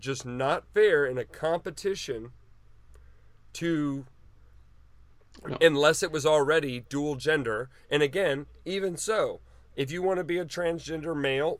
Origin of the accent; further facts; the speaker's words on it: United States; as an American